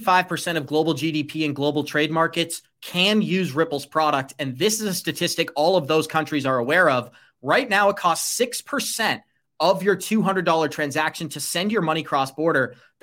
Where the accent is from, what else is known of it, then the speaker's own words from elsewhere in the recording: United States; as an American